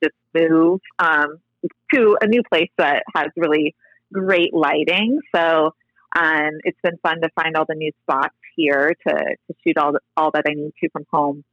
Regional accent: Fountain Valley, California, United States; also born or lived in Los Angeles; in Fountain Valley where I grew up in Southern California

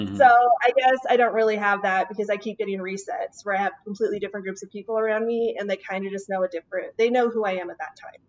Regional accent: Washington, United States; also born or lived in South Dakota / Montana; back, I was originally from Washington State.

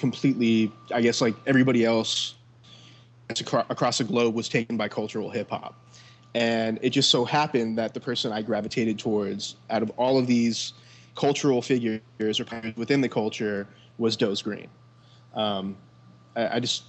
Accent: Southern California, United States; also born or lived in Fullerton, California / Maui, Hawaii; I was born in Southern California, in Orange County, Fullerton to be exact, and then I was basically raised between Southern California and the island of Maui

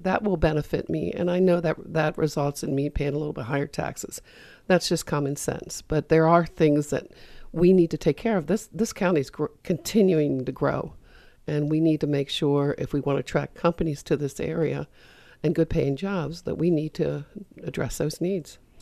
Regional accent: Frederick, Maryland, United States; I grew up in Frederick and I watched the downtown Frederick area get boarded up

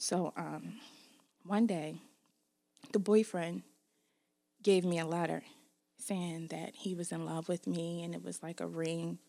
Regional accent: Baltimore, Maryland, United States; Growing up here was cool when I was young

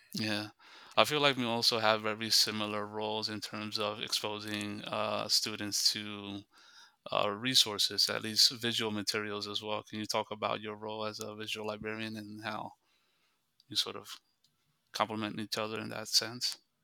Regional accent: United States; I'm also of Dominican descent. I was born in the United States

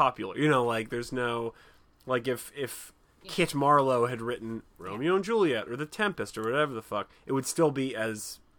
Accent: Canada; I'm Canadian.

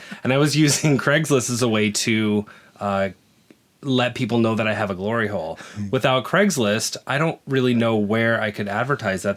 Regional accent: Nebraska, United States; moved away as an adult; also born or lived in Dallas; I am 40 years old, um, and I grew up in Nebraska.

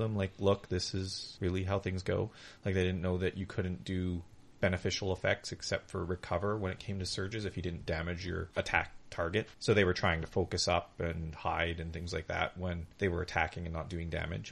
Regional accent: Canada; we're Canadian

